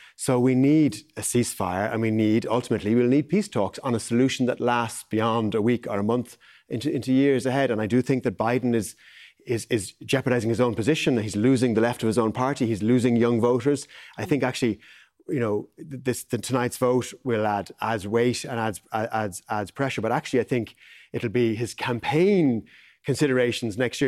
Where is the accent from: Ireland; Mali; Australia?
Ireland; as Irish people